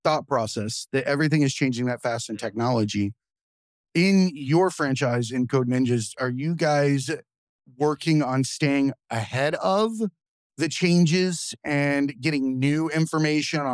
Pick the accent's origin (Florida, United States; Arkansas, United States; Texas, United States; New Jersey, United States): Florida, United States; Zephyrhills; Zephyr Hills outside of Tampa. I grew up in the country